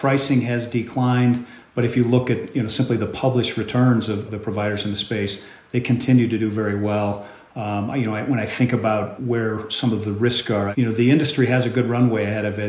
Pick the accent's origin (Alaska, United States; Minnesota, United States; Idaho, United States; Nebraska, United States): Nebraska, United States; Omaha; my hometown of Omaha, Nebraska.